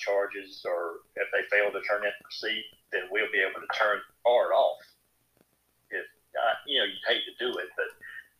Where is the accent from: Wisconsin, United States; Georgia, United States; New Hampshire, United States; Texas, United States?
Georgia, United States; Jenkins County; I was born and raised in Jenkins. Graduated from Jenkins School and went on to Southern and graduated there with a degree in accounting.